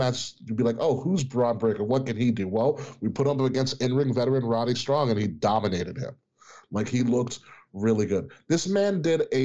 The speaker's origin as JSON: {"language": "English", "area": "Long Island", "region": "New York", "country": "United States", "tie": "born or raised there", "said": "the Long Island me and Kay grew up on"}